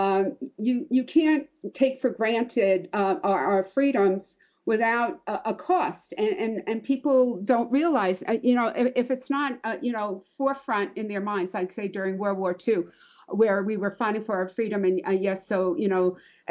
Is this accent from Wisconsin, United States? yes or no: no; New York, United States; I'm from New York